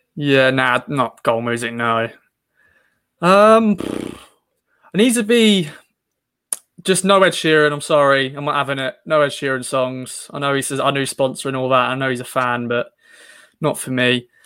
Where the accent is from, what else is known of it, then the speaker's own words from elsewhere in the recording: Suffolk, East of England, United Kingdom; accent: Suffolk; my Suffolk accent